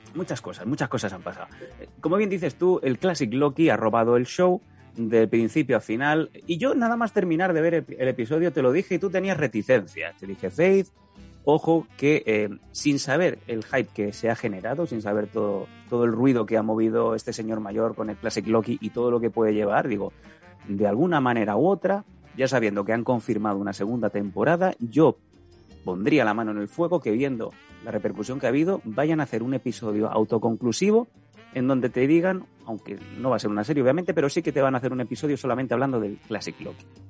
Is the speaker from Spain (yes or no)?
yes; Catalan-speaking hometown, Catalan-speaking area, Spain